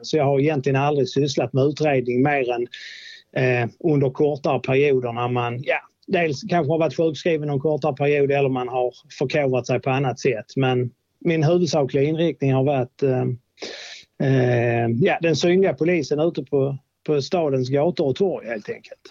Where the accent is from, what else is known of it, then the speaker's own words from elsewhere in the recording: Åkarp, Skåne, Sweden; also born or lived in Lund / Trelleborg; jag är uppväxt eh, mellan Malmö och Lund i något som heter Åkarp.